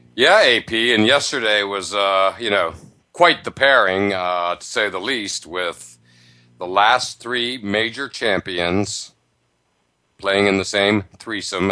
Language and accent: English; near Penn State, Pennsylvania, United States; I grew up near Penn State.